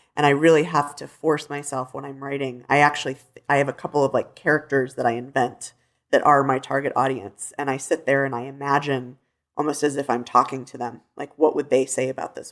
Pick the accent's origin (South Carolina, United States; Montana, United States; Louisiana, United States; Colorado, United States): Colorado, United States; Denver; growing up in Denver, being a city girl